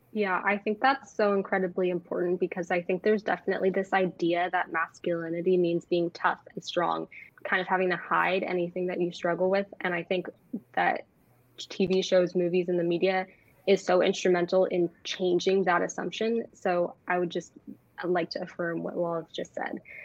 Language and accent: English; Bay Area, California, United States; I'm 16 and I'm from the Bay Area